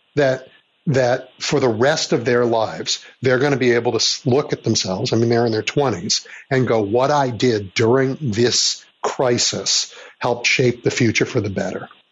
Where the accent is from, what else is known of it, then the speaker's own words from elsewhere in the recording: Chicago, Illinois, United States; I grew up in Chicago when Richard J. Daley was mayor